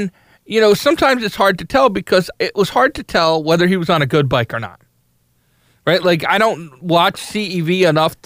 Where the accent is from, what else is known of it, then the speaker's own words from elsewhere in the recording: United States; I'm an American